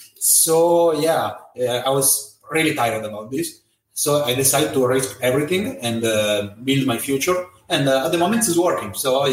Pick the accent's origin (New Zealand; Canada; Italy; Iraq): Italy; accent: Italian; English is a second language; moved away as an adult; now in Vietnam; I'm Italian. You can hear my accent